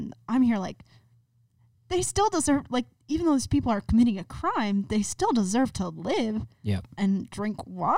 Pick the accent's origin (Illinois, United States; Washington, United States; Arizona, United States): Arizona, United States; Tucson; I'm from Tucson.